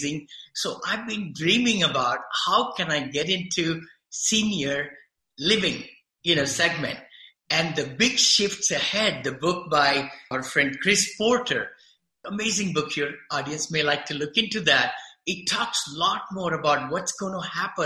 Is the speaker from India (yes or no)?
yes; India; moved away as an adult; now in Danville, United States; I came from India